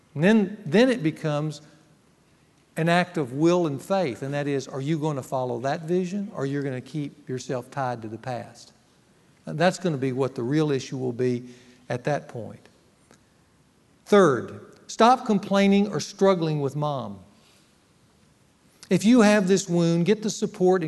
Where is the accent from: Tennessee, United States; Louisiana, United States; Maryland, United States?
Louisiana, United States; Ruston; moved away; Ruston, my hometown